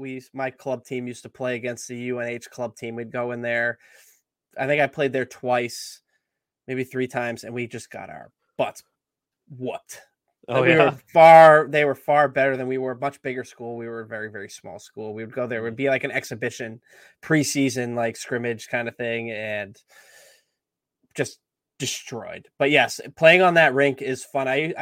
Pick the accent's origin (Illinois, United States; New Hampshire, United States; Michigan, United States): New Hampshire, United States; Salem; growing up in Salem, New Hampshire